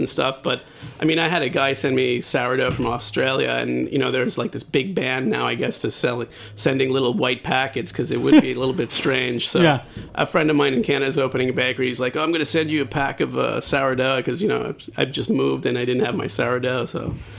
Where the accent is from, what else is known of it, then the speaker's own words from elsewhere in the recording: Germany; born there; I was born in Germany and lived there while I was in the service.